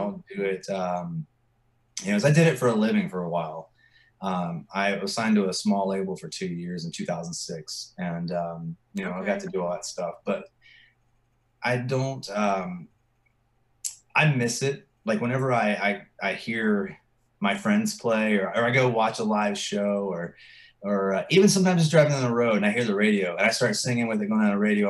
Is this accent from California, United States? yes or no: no; Virginia, United States; moved away as an adult; now in Texas, United States; I'm from Virginia